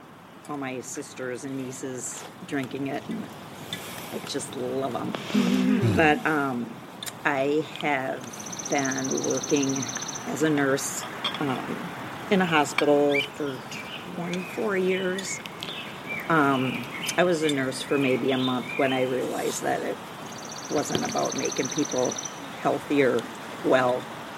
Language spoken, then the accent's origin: English; Minnesota, United States; I'm from Western Minnesota.